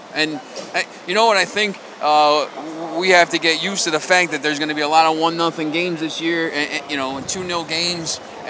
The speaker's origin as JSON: {"language": "English", "region": "New Jersey", "country": "United States", "said": "New Jersey."}